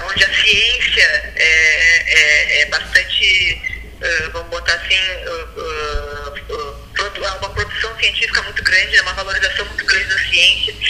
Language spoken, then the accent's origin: Portuguese; Blumenau, Santa Catarina, Brazil; born there; now in Rio Grande, Brazil; E, mas eu sou, eu nasci em Blumenau, Santa Catarina, né? mas eu resido em Rio Grande há mais de 25 anos